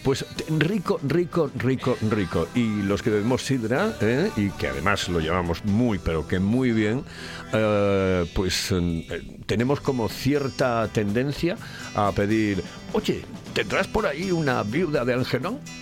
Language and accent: Spanish; Oviedo, Asturias, Spain; yo me vacuno en Oviedo, evidentemente soy de Oviedo